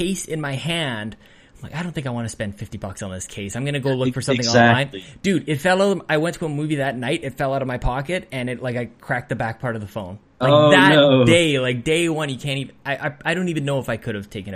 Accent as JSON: {"language": "English", "country": "Canada", "said": "as a Canadian"}